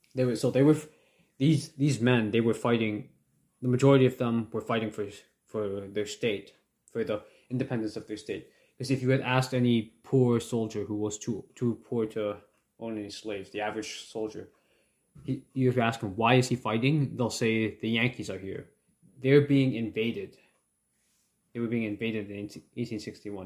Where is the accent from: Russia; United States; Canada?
Canada; my thoughts as a Canadian